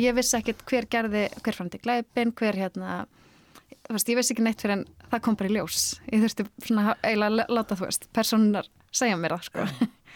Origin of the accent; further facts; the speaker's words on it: Akranes, Western Region, Iceland; á Akranissi eins og öll serían eh, sem er svona heima, heimabæri minn